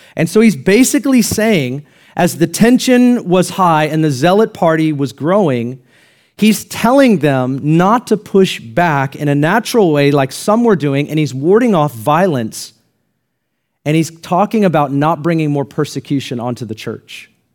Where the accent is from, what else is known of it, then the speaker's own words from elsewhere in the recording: United States; I'm glad that I'm an American